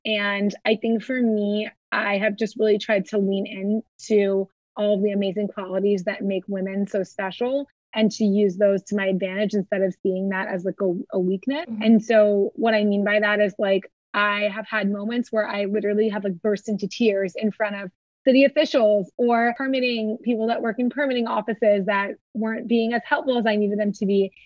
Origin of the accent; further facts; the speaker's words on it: Ohio, United States; moved away as an adult; also born or lived in Boston; now in Miami, United States; I grew up in Ohio and I grew up in like a pretty tight knit, very, you know, lovely um, Midwestern community